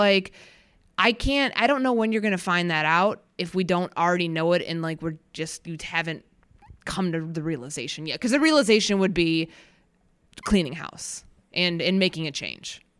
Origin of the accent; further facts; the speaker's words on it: Chicago, Illinois, United States; moved away; I grew up in Chicago